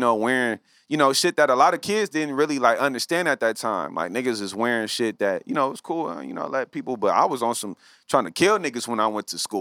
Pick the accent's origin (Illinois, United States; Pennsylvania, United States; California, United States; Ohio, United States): California, United States; Los Angeles; I grew up in the West Side